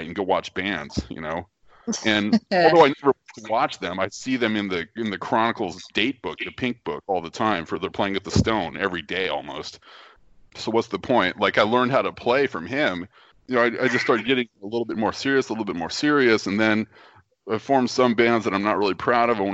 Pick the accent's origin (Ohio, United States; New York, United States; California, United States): California, United States; East Bay, San Francisco Bay Area; I grew up in the East Bay of the San Francisco Bay Area